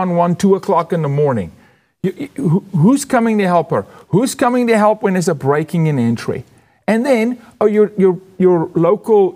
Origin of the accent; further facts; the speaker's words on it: South Africa; moved away; I'm from South Africa.